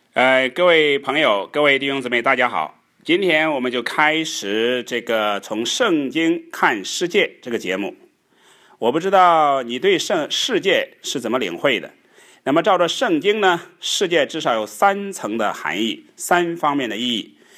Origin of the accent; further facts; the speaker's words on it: China; 我们中国人，一年最大的节气就是这个春节